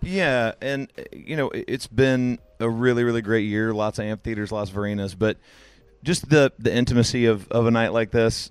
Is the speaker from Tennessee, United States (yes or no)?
yes; Tennessee, United States; I'm from Tennessee